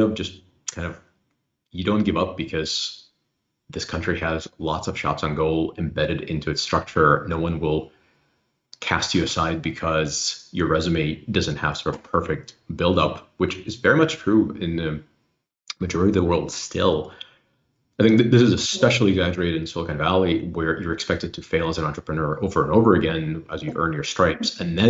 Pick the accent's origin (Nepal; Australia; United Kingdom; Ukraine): Ukraine; also born or lived in Illinois; now in United States; where I grew up in Soviet Union